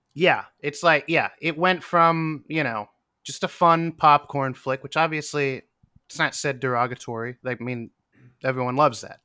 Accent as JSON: {"language": "English", "region": "Western Pennsylvania", "country": "United States", "moved": "yes", "lives_now": "New York, United States", "said": "I'm from Western Pennsylvania, also like a 90 minute drive from Erie."}